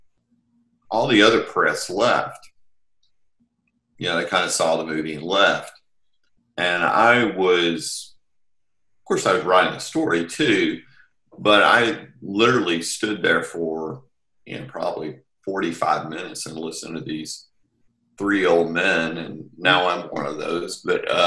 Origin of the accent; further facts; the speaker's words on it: Texarkana, Texas, United States; moved away as an adult; I'm from Texarkana, Texas originally